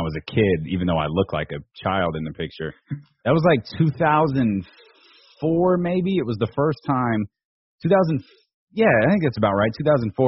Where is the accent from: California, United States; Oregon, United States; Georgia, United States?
California, United States; Sacramento; I was born and raised in Sacramento